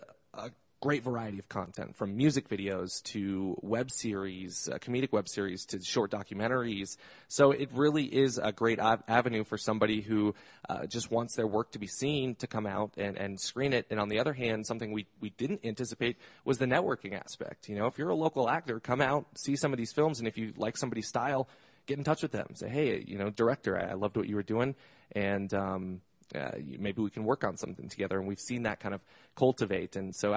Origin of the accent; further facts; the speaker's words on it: Arvada, Colorado, United States; Arvada, Colorado.